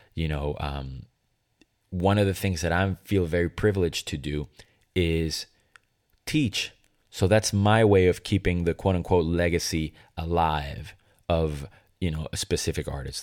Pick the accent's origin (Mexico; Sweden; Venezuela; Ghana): Venezuela; moved away; Growing up in Venezuela